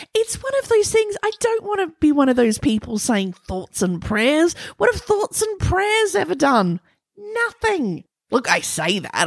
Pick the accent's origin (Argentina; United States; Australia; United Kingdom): Australia; accent: Australian; my Australian accent